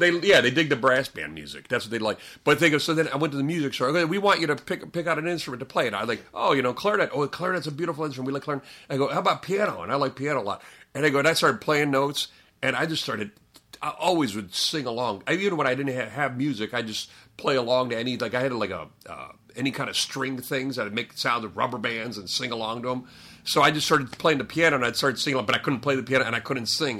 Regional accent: Parma, Ohio, United States; I grew up in Parma, this town that everyone makes fun of.

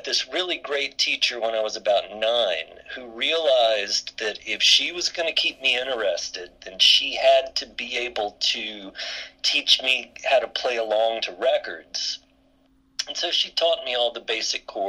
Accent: Mobile, Alabama, United States; I grew up in Mobile, Alabama, where there wasn't a whole lot going on.

